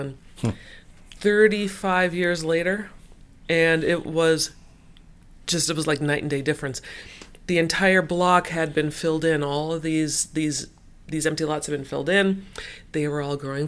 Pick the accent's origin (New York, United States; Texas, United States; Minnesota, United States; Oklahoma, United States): Minnesota, United States; Minneapolis; we growing up in South Minneapolis